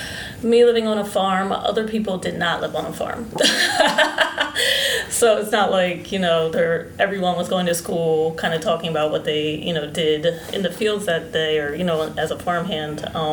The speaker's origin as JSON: {"language": "English", "town": "Coatesville", "region": "Pennsylvania", "country": "United States", "tie": "born or raised there", "said": "So I grew up outside of Philadelphia in a small town called Coatesville, Pennsylvania. It's in the suburbs. It's about 45 minutes away. I grew up on a farm. My mother is Christian, or was Christian, and my father was Muslim."}